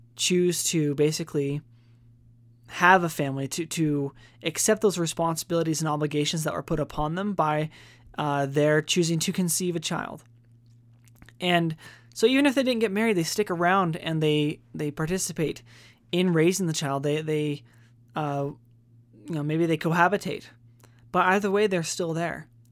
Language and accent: English; United States